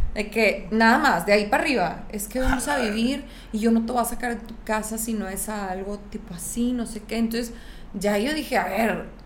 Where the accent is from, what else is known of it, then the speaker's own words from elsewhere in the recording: San Pedro Garza García, Nuevo León, Mexico; moved away as an adult; also born or lived in Monterrey; nunca he encajado en la, en la caja San Petrina